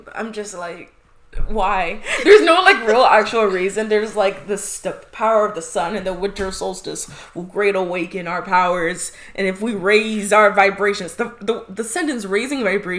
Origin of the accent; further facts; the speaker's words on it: Midwest, United States; moved away; I'm from the Midwest